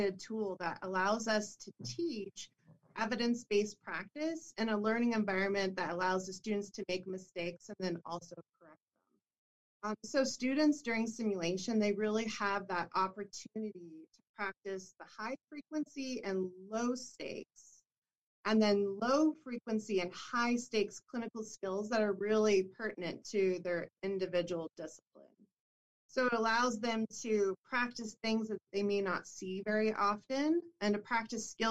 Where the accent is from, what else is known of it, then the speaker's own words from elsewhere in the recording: Colorado Springs, Colorado, United States; also born or lived in Kentucky; I'm originally from Kentucky, but I did grow up in Colorado Springs here